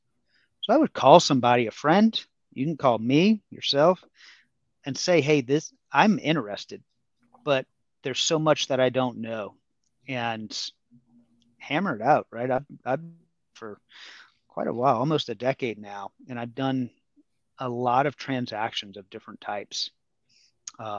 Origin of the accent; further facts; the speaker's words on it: New Orleans, Louisiana, United States; moved away as an adult; I'm from New Orleans.